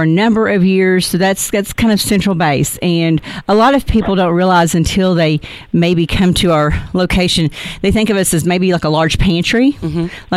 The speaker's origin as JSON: {"language": "English", "town": "Texarkana", "region": "Arkansas", "country": "United States", "tie": "born or raised there", "also_born_or_lived": "Ashdown, Arkansas / Little Rock, Arkansas / Conway, Arkansas", "said": "I was born and raised in Texarkana and moved to Ashdown when I was in high school"}